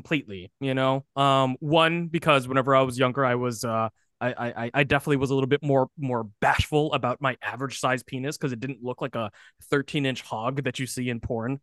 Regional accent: United States; being an American born

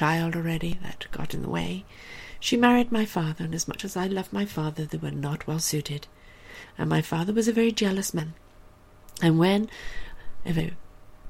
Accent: England, United Kingdom; moved away; also born or lived in South Africa; I was born and raised in England.

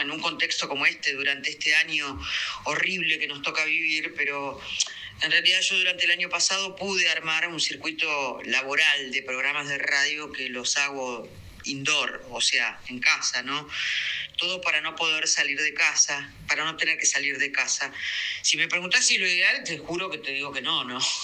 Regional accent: Argentina; yo siento como argentina

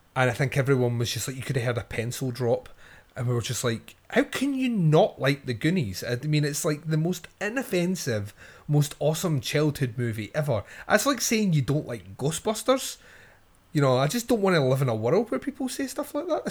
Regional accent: Scotland, United Kingdom; I'm Scottish

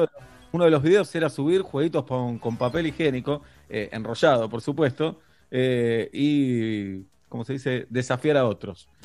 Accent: Argentina

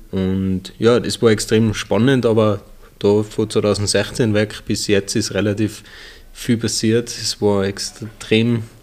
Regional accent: Hopfgarten, Tyrol, Austria; ähm, wir sind eigentlich in Hopfgarten auf dem Benningberg aufgewachsen. Ähm, auf dem Bauernhof, haben wir ähm, zwei ältere Schwestern noch.

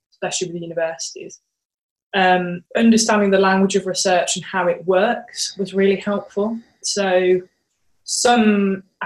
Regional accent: Birmingham, West Midlands, United Kingdom; in Birmingham, my hometown.

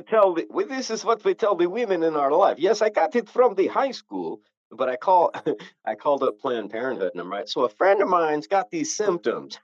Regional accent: Novato, California, United States; I grew up 50 miles north of there in a little town called Novato

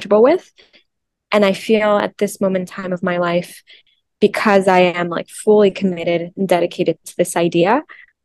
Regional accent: Mexico; I'm from Mexico, and there's a special connection between, I think, spirituality and my culture and my background being Mexican.

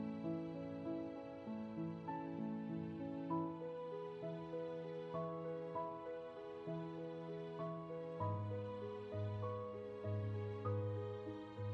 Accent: Russia; accent: Russian; if you hear my Russian accent poking through, well, you know, those are just my roots showing

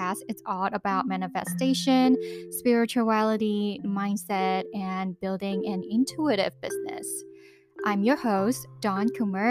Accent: Hong Kong; I lived born and raised in Hong Kong

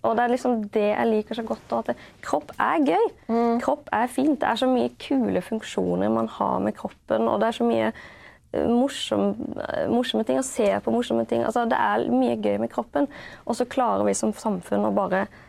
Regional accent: Haugesund, Rogaland, Norway; also born or lived in Denmark / Kristiansand; det er jo Haugesund jeg liksom husker da, som eh, oppveksten.

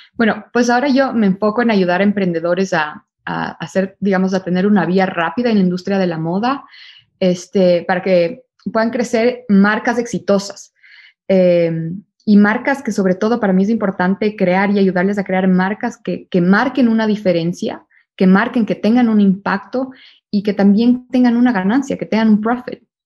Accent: Ecuador; moved away as an adult; also born or lived in Barcelona, Spain / New York, United States; yo por el momento estoy based en Ecuador, yo soy de Ecuador

